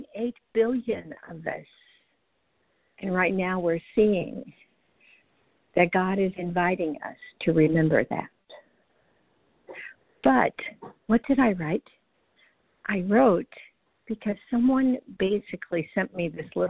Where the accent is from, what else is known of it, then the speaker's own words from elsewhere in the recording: the Bible Belt, United States; I grew up in the Bible Belt